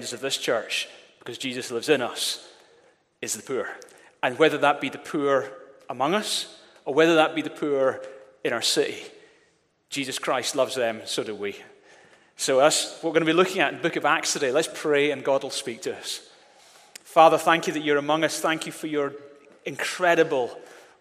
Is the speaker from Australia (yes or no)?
no; Glasgow, Scotland, United Kingdom; now in Edinburgh, United Kingdom; I grew up in Glasgow